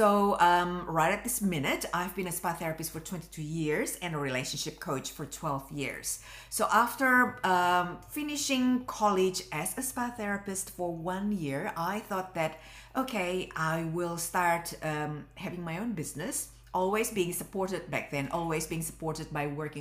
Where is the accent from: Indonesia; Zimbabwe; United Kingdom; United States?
Indonesia; moved away as an adult; now in Australia; I came from Indonesia and I came from a very religious family. I didn't feel at home back home.